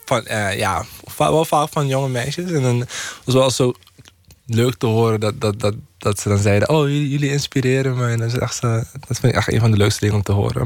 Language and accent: Dutch; Paramaribo, Paramaribo District, Suriname; moved away as an adult; now in Netherlands; Suriname, waar ik vandaan kom.